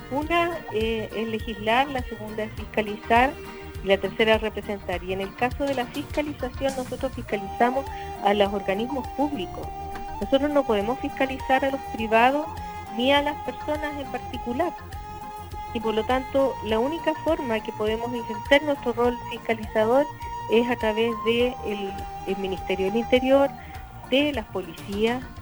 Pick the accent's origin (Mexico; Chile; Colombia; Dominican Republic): Chile; obtengamos las cosas que queremos todos y podamos cumplir los sueños que tenemos como chilenos.